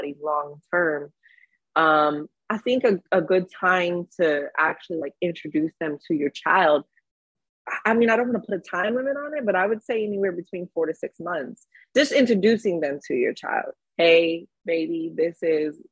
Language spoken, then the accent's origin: English; Hawaii, United States; now in Los Angeles, United States; being in LA, I'm from Hawaii originally